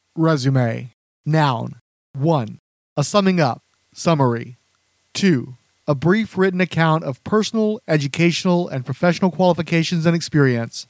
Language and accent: English; the South, United States; I'm from the South and worked retail